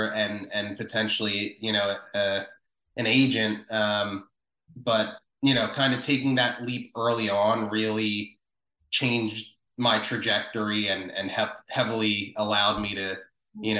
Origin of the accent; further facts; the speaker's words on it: Wilmington, Delaware, United States; moved away as an adult; also born or lived in South Philadelphia, Pennsylvania; now in Philadelphia, United States; I was born in South Philadelphia. I grew up in Wilmington, Delaware, so about literally 20 minutes south of South Philly.